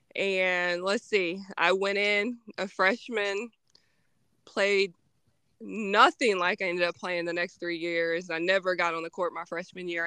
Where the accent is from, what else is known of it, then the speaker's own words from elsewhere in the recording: Arkansas, United States; also born or lived in Missouri; born and raised in Arkansas.